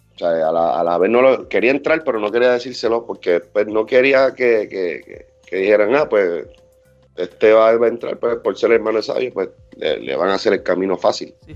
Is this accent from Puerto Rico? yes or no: yes; Puerto Rico; también somos de Puerto Rico